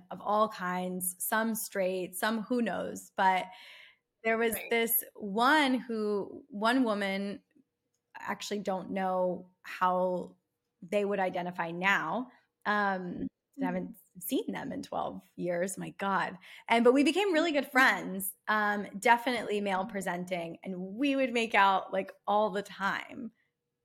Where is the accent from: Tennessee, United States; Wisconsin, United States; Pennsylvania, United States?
Pennsylvania, United States; Philadelphia; moved away as an adult; now in Los Angeles, United States; I'm from South Philly and I went to Temple University.